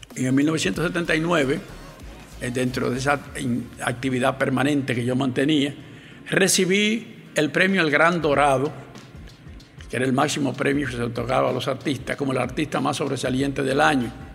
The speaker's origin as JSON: {"language": "Spanish", "town": "Santiago de los Caballeros", "region": "Santiago", "country": "Dominican Republic", "tie": "born or raised there", "said": "Nací en Santiago de los Caballeros, como he dicho, un 5 de junio de 1931"}